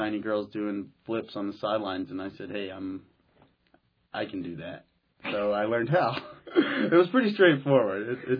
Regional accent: Tulsa, Oklahoma, United States; I'm from Oklahoma. I'm from Tulsa, Oklahoma.

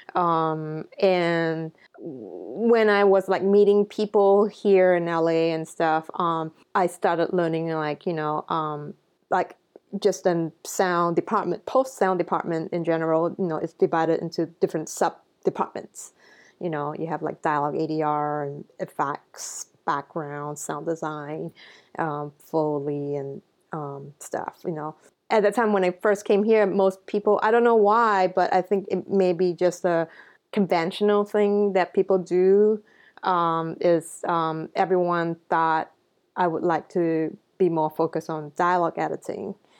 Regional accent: Singapore; growing up in Singapore

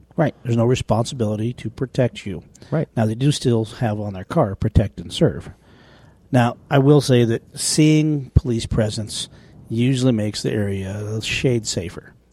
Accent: small town Wyoming, United States; my hometown

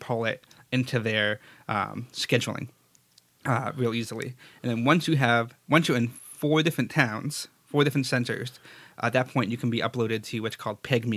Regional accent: Stoneham, Massachusetts, United States; When I was a kid, I grew up in Stoneham, Massachusetts.

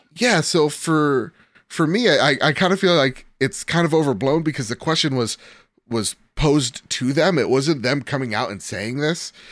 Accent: United States; I'm American

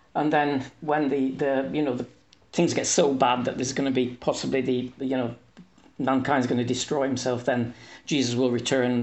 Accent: England, United Kingdom; moved away as an adult; now in Hungary; I am English, but I live in Hungary. I've lived here for thirty years

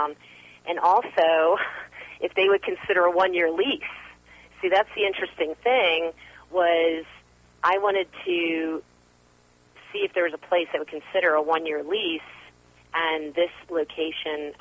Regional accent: New Jersey, United States; moved away; also born or lived in Manhattan, New York; I grew up in New Jersey, so I'm a Jersey girl

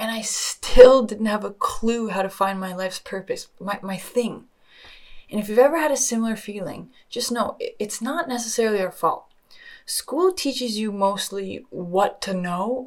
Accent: just outside of Toronto, Ontario, Canada; also born or lived in Australia; I was born just outside of Toronto, Canada, and I can't lie, I've had such an amazing upbringing

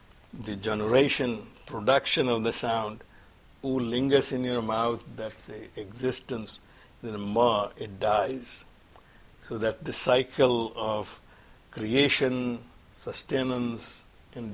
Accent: India; moved away; We have more Gita classes and the Bal Vihar classes here in this country than when I was growing up in India

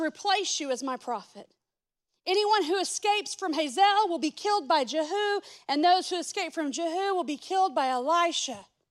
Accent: Texas, United States; I'm from Texas, not from the Middle East

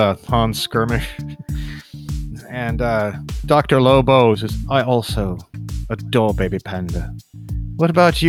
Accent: South Africa; No, not American. I'm from South Africa.

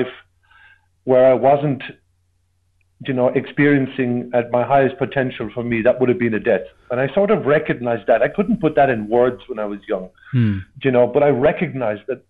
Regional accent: Ireland; growing up in Ireland in the 80s

